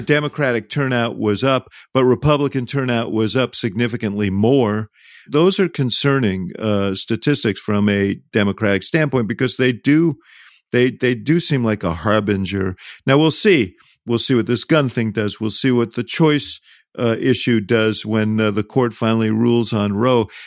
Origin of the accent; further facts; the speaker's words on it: Chicago, Illinois, United States; I'm from Chicago.